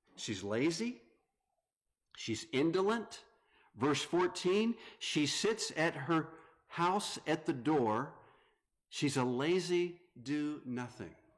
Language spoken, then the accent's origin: English; North Carolina, United States; moved away as an adult; now in Grand Rapids, United States; I am from North Carolina, moved up to the Grand Rapids area.